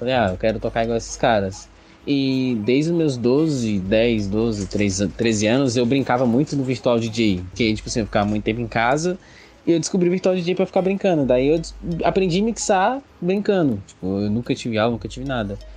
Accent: Águas Lindas de Goiás, Goiás, Brazil; E eu, como venho de Águas Lindas de Goiás, morada da Serra, que é mais específico

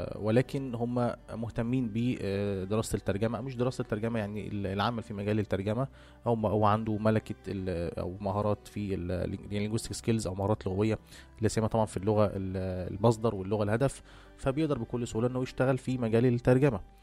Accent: Egypt; احنا عندنا في مصر

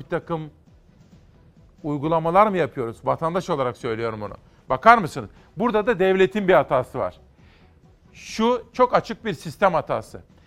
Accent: Kütahya, Tavşanlı, Uşak, Eskişehir area, western Anatolia, Turkey; Şimdi bu bizim oralar Kütahya, Tavşanlı, Uşak, Eskişehir.

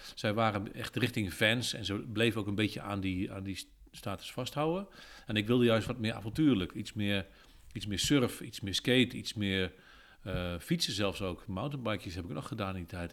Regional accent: Apeldoorn, Gelderland, Netherlands; ik kom uit Apeldoorn-Zuid

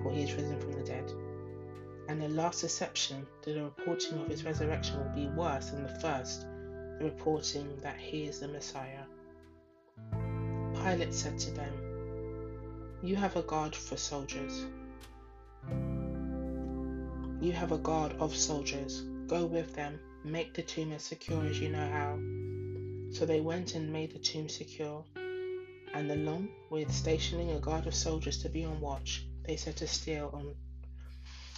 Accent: London, United Kingdom; also born or lived in Ghana; in London, where I am based, where I live, where I was born

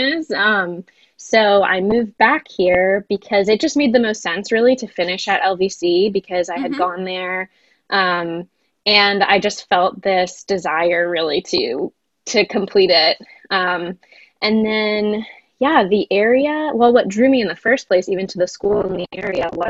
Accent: New Jersey, United States; moved away; also born or lived in Connecticut; I'm from New Jersey originally

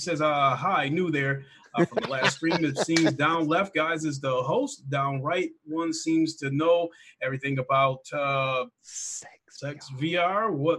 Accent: United States; as an American

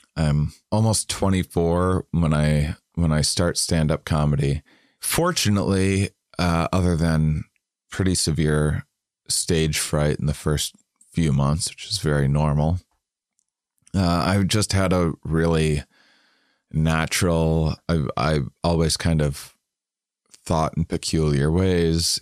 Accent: Wisconsin, United States; I'm from Wisconsin

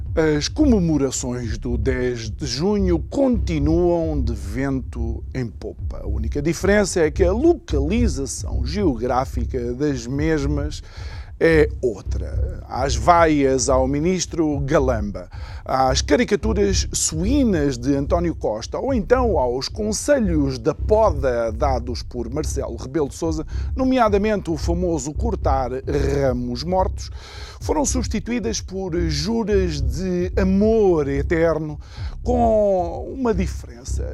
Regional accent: Angola; now in Portugal; eu sou angolano, filho de uma portuguesa, filho de um angolano malangino

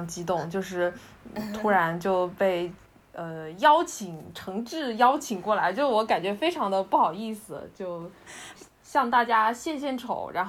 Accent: Changsha, Hunan, China; accent: Hunan-accented Mandarin; first language Hunan-accented Mandarin; 我自己是长沙出生长大的，但是我爸爸妈妈等于说都不是长沙本地人。然后他们都是湖南另外的那个地级市，然后后面就是搬到长沙，然后生下我，

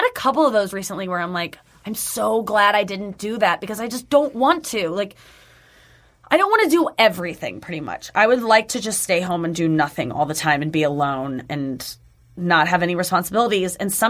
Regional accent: St. Louis, Missouri, United States; St. Louis.

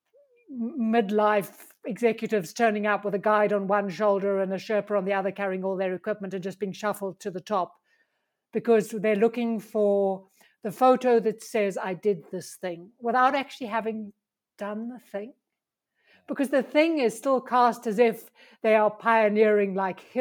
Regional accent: South Africa; moved away as an adult; now in Pyrenees; I'm South African

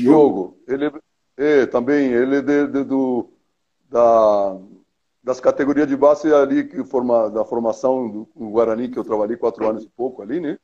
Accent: Treinta y Tres, Uruguay; moved away; eu sou do interior do Uruguai, minha cidade chama 33, né? É uma cidade da zona leste do Uruguai, próximo de uma fronteira com o Brasil

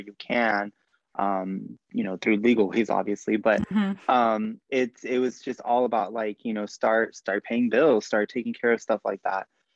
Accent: Bakersfield, California, United States; I grew up in Bakersfield, which is a lot, you know, Bakersfield, California

